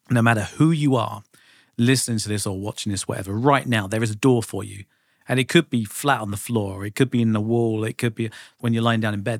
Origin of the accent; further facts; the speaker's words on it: United Kingdom; I just did what any, you know, decent visiting Brit would